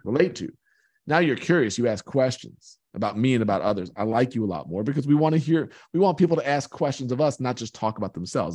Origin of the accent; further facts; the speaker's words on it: Long Island, New York, United States; I grew up on Long Island in New York.